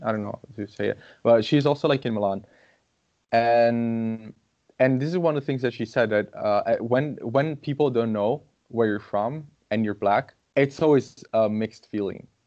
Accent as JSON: {"language": "English", "country": "Brazil", "second_language": "English", "moved": "yes", "lives_now": "Italy", "said": "I'm Brazilian"}